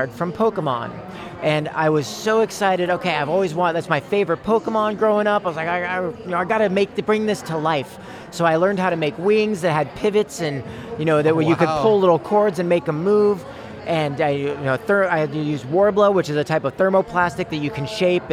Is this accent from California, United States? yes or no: yes; Bay Area, Marin, California, United States; moved away as an adult; also born or lived in San Francisco; now in Fairfield, United States; I was born and raised in the Bay Area, Northern Bay Area, or Marin, some in San Francisco